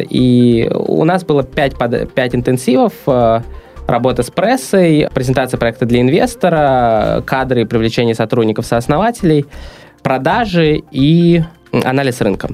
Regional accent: Saint Petersburg, Russia; also born or lived in Los Angeles, United States / San Francisco Bay Area, United States; Я родился в Питере. А, мне 28 лет. И до 23 лет я жил в Питере

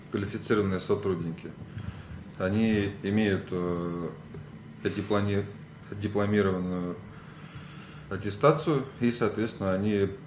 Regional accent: Saint Petersburg, Russia; я родился в Санкт-Петербурге

